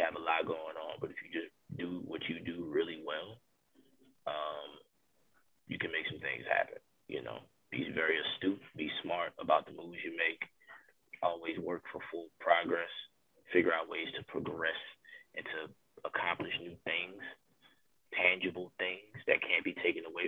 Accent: the South, United States; being a Southern guy

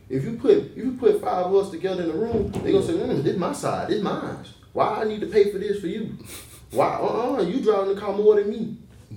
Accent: Gadsden County, Florida, United States; moved away; I'm from Gaston County. It's right outside of Tallahassee, yeah.

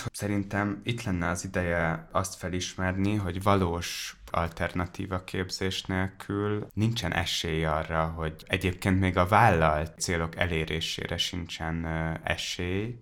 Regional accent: Hungary; now in Budapest, Hungary; én vidéki gyerek vagyok, és, uh, és amikor a Dunajváros felől a hatos útról megérkezik a busz

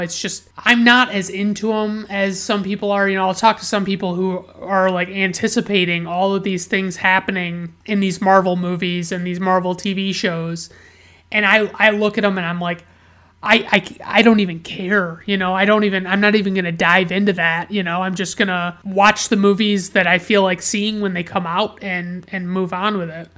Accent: Grand Ledge, Michigan, United States; Grand Ledge, Michigan, which is my hometown

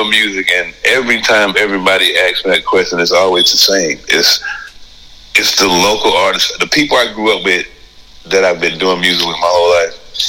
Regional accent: Dillon, South Carolina, United States; moved away; also born or lived in Washington, D.C.; I'm from Dillon, South Carolina, little town. A little town most people wouldn't expect.

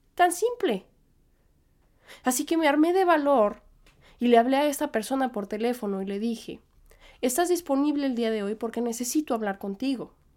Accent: Mexico; moved away as an adult; now in New York, United States; soy mexicana

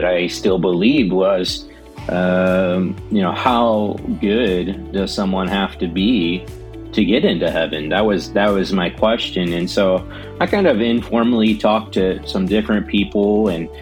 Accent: Angleton, Texas, United States; I was born and raised in Angleton, Texas

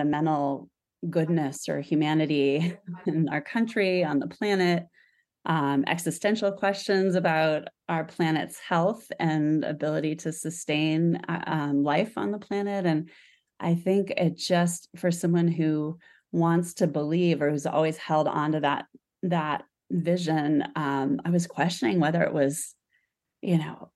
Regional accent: Arizona, United States; moved away; also born or lived in Stanford; I grew up in Arizona

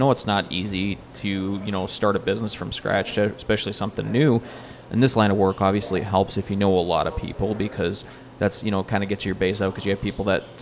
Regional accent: Canada; now in United States; I've lived in a lot of different areas. I came originally from Canada.

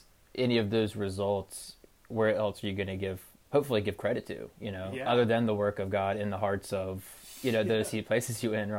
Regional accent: Greenville, South Carolina, United States; I'm from Greenville, South Carolina

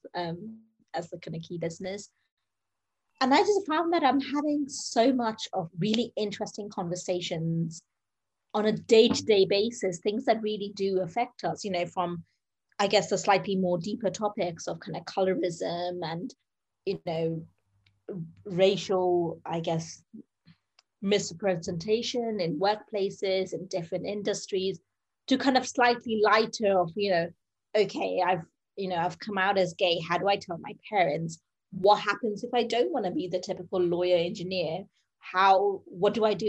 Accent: United Kingdom; I'm a British Bengali in my 30s

